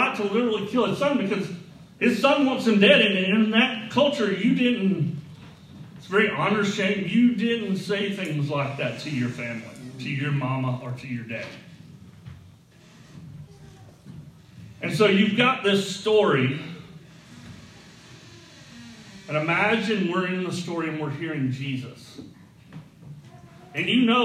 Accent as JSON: {"language": "English", "region": "the South", "country": "United States", "tie": "born or raised there", "said": "I grew up in the South"}